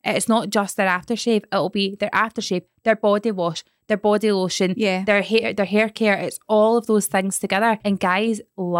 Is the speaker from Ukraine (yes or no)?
no; Scotland, United Kingdom; I'm from Scotland.